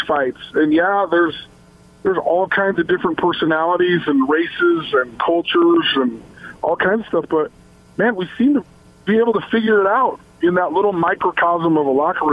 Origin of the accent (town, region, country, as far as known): Logan, Utah, United States; born or raised there; also born or lived in Salt Lake City, Utah